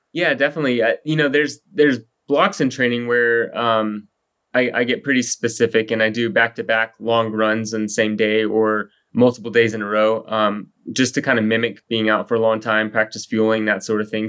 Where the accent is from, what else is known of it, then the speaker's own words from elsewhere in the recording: Texas, United States; moved away as an adult; also born or lived in Colorado; I grew up in Texas